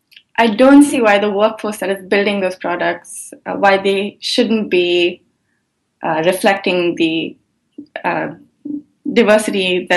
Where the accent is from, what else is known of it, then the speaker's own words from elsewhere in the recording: India; now in United States; I learned that I grew up in India, and when I moved here